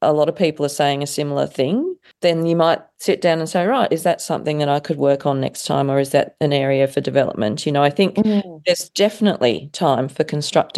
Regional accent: Australia; I was coming from Australia

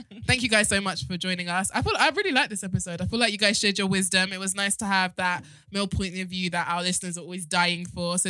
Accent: Nigeria; Because I'm Nigerian, isn't it?

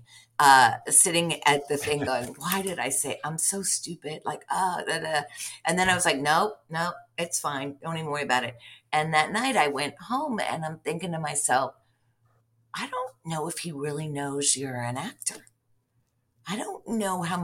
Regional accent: outside Latrobe, Western Pennsylvania, United States; moved away as an adult; also born or lived in New York City; I grew up in Western Pennsylvania and in kind of like a small coal town outside of Latrobe, Pennsylvania

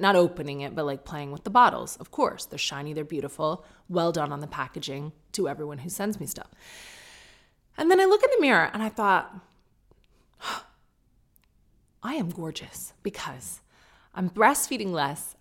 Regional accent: United Kingdom; I'm British

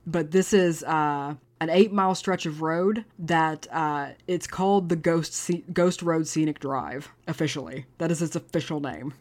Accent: Abilene, Texas, United States; my hometown of Abilene

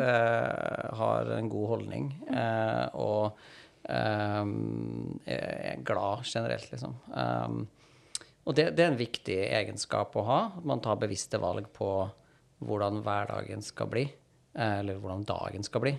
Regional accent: Trondheim, Trøndelag, Norway; moved away as an adult; also born or lived in Stavanger; now in Oslo, Norway; jeg er opprinnelig fra Trondheim

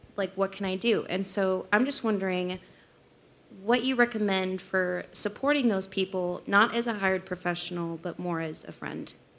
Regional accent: Salt Lake City, Utah, United States; I'm from Salt Lake City

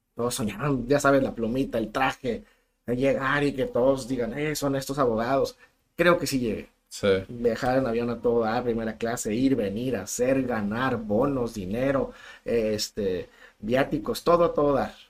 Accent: San Luis Río Colorado, Sonora, Mexico; moved away as an adult; now in Tijuana, Mexico; Soy de una pequeña ciudad que nos dan mucha carrilla porque está muy chiquita y que depende de Mexicali, se llama San Luis Río Colorado.

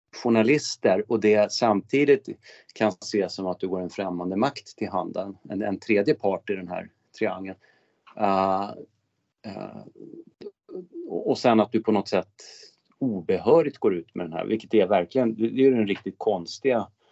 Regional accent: Örnsköldsvik, Västernorrland County, Sweden; min hemkommun Örnsköldsvik

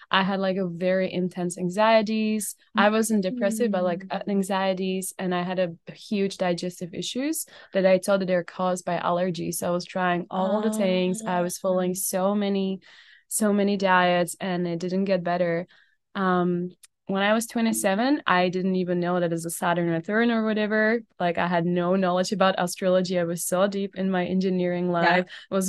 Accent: Czechia; moved away as an adult; now in Canada; So I was blessed to grow up in Czech Republic and born and raised in Czech Republic. I've been in Canada for like about 4 years.

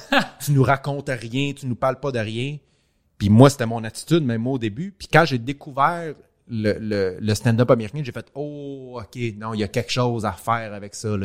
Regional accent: Montreal, Quebec, Canada; je suis parfaitement bilingue, je viens de Montréal

